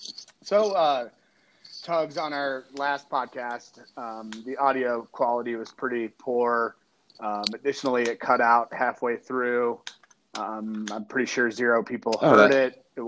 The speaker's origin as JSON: {"language": "English", "region": "Quebec", "country": "Canada", "said": "I'm from Quebec originally. That's it. … From Quebec."}